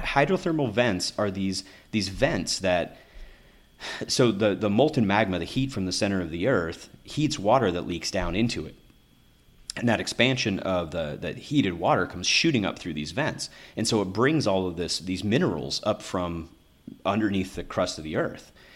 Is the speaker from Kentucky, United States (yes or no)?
yes; Kentucky, United States; moved away; I grew up in Kentucky